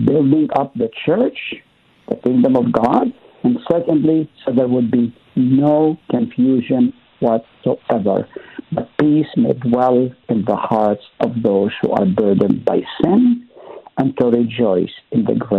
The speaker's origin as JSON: {"language": "English", "town": "Nazareth", "region": "Northern District", "country": "Israel", "tie": "born or raised there", "also_born_or_lived": "Haifa", "said": "I grew up in the East, Middle East to be exact. Nazareth is where I was born. I lived in Haifa."}